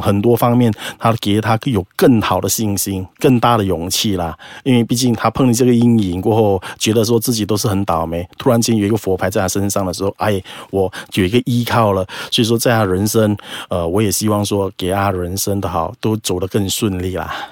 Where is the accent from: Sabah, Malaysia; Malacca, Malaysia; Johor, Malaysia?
Malacca, Malaysia; 我来自马六甲